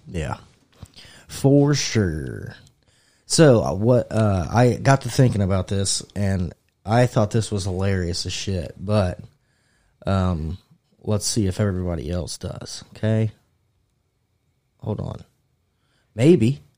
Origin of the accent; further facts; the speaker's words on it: United States; I'm American